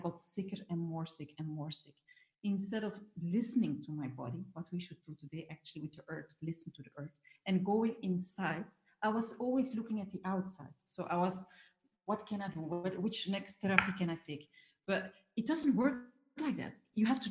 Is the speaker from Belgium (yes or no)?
yes; Belgium; moved away; I'm from Belgium originally